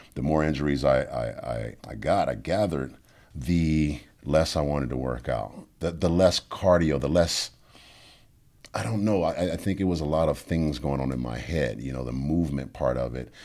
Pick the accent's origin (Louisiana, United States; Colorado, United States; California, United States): Louisiana, United States; New Orleans; I'm from New Orleans